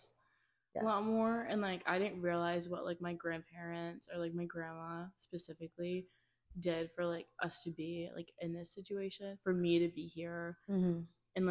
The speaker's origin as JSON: {"language": "English", "area": "Loudoun County", "region": "Virginia", "country": "United States", "tie": "born or raised there", "said": "I grew up in Loudoun County."}